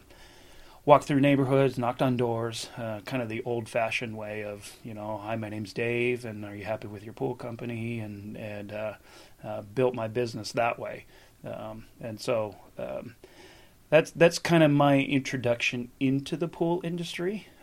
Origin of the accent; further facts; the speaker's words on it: Buffalo, New York, United States; now in Southern California, United States; I grew up in Buffalo and, cold winters and everything.